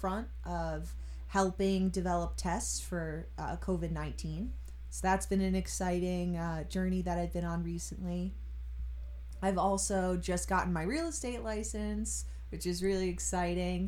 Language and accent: English; Long Island, New York, United States; I grew up here on Long Island.